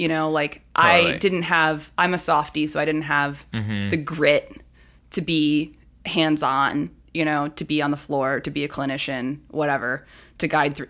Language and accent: English; Columbus, Ohio, United States; now in Cincinnati, United States